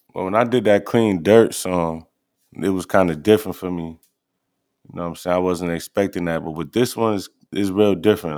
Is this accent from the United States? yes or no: yes; New York, United States; I'm from New York